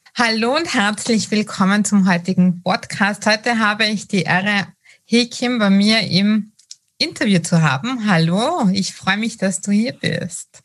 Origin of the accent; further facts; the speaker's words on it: Austria; als Österreicherin